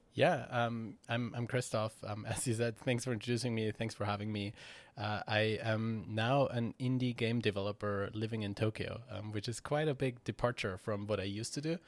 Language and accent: English; Austria; I'm from Austria